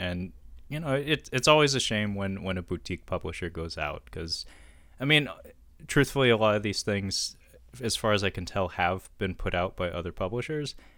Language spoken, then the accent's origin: English; Seattle, Washington, United States; born and raised in Seattle